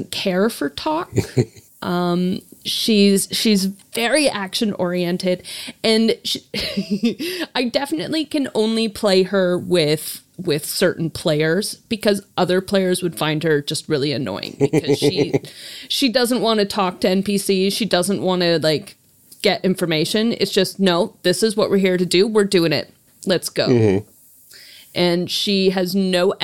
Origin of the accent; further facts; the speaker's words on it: Canada; I'm Canadian.